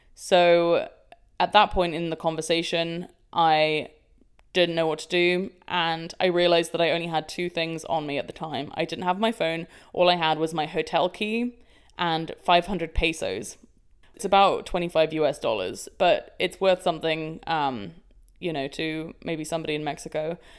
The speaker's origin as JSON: {"language": "English", "region": "London", "country": "United Kingdom", "tie": "born or raised there", "said": "London, my hometown"}